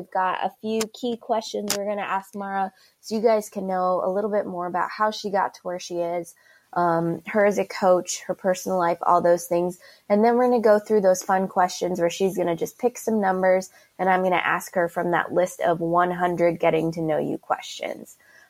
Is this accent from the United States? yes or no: yes; Colorado, United States; we're both from Colorado.